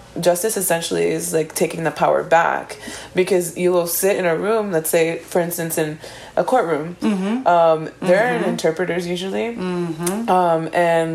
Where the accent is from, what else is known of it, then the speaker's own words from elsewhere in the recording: Miami, Florida, United States; growing up in Miami